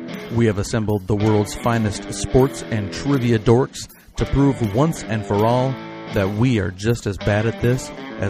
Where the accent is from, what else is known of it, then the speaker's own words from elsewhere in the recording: Western Wisconsin, United States; moved away as an adult; also born or lived in Ellsworth, Wisconsin / Baldwin, Wisconsin; now in Omaha, United States; I am from Western Wisconsin. Ellsworth is where my family's from. I lived in Baldwin for a long time